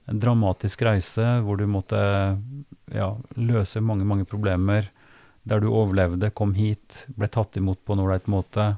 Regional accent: Trøndelag, Norway; jeg kommer fra Trøndelag

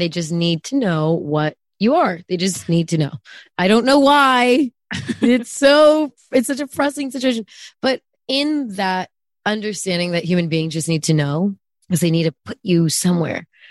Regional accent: Bay Area, California, United States; also born or lived in Germany / Austria; I am only from the Bay Area

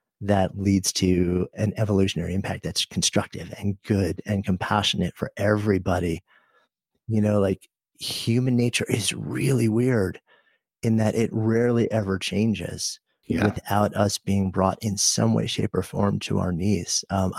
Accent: New York City, New York, United States; So as a New Yorker, we got hit so hard and so early.

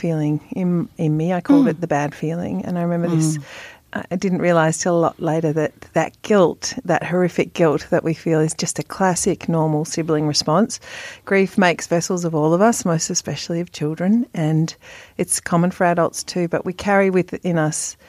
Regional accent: Melbourne, Victoria, Australia; We grew up in Sandy, Sandringham. Sandy to the locals.

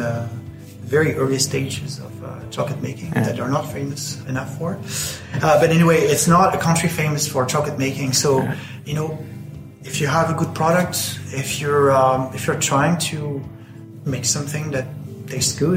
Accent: France; now in Ireland; I grew up in France.

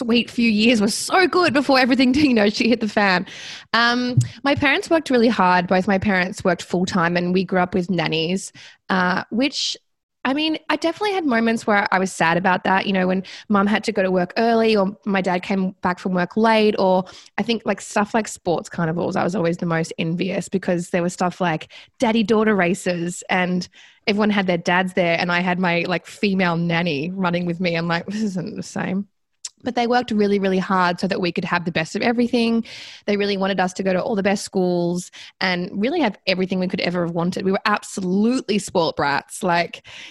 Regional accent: Sydney, New South Wales, Australia; now in Melbourne, Australia; I'm from Sydney

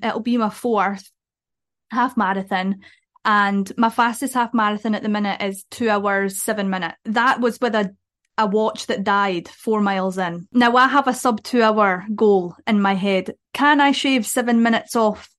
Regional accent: Dumfries, Scotland, United Kingdom; I'm from Dumfries, we have a park run in Dumfries.

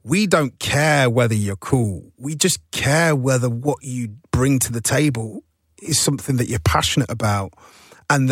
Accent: Nottingham, East Midlands, United Kingdom; now in London, United Kingdom; I'm from Nottingham. I'm already from outside of here.

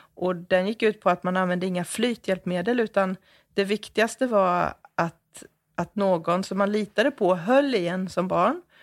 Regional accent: Jönköping, Jönköping County, Sweden; jag föddes på det gamla Västra sjukhuset här i Jönköping

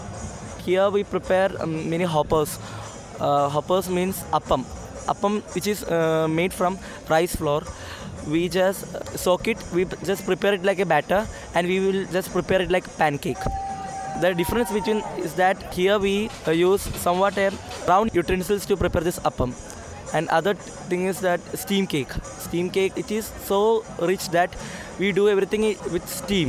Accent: Kochi, Kerala, India; I'm from Kochi, Fort Kochi

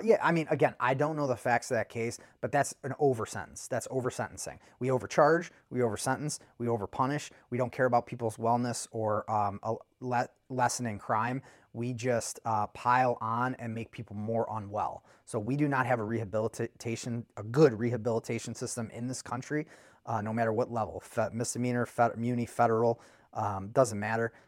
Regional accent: United States; I'm an American

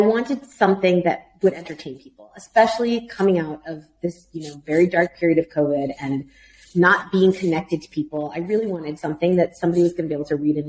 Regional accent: Miami, Florida, United States; moved away; also born or lived in United Kingdom; my hometown of Miami

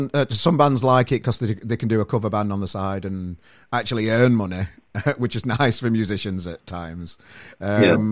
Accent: Sheffield, Yorkshire and the Humber, United Kingdom; moved away; Where I'm from originally, Sheffield

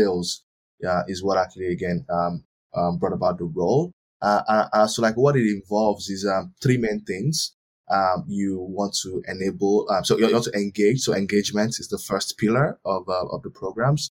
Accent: Nigeria; moved away as an adult; also born or lived in Turkey / Ireland; I was born in Nigeria

